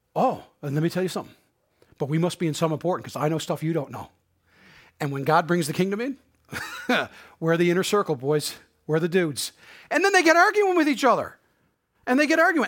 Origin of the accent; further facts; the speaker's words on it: Harbour Grace, Newfoundland and Labrador, Canada; accent: Newfoundland Bayman; moved away as an adult; also born or lived in St. John's / Prince Edward Island; I grew up in Harbor Grace